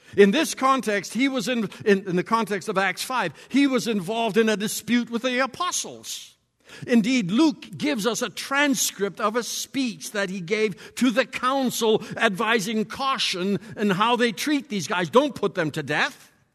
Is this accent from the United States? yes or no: no; Borden, Saskatchewan, Canada; I am from Borden, Saskatchewan.